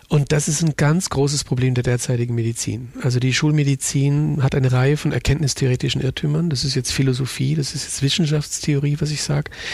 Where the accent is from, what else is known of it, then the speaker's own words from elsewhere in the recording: Munich, Bavaria, Germany; moved away as an adult; now in Innsbruck, Austria; ich bin ja Münchner